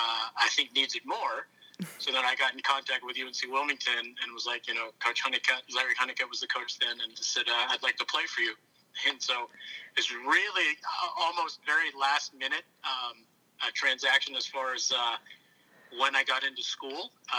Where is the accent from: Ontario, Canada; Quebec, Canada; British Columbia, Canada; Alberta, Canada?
Ontario, Canada; Oakville; also born or lived in Toronto; and moved to Oakville, which is where my parents still live. It's about 45 minutes west of Toronto. I lived there probably from the age of two on